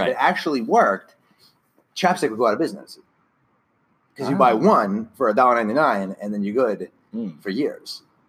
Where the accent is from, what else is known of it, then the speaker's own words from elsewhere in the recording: Franklin Square, New York, United States; also born or lived in Lynbrook; I'm from Franklin Square.